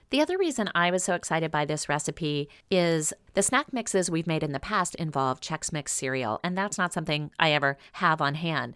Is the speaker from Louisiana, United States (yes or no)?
yes; Louisiana, United States; growing up in Louisiana